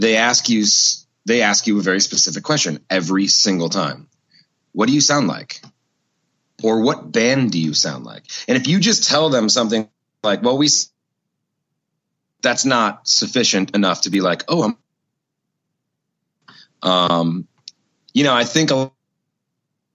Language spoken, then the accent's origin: English; Minneapolis, Minnesota, United States; I was born and raised in Minneapolis